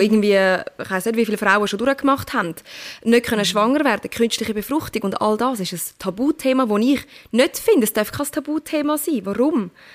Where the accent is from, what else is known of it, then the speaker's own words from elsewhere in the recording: Turkey; ich bin Türkin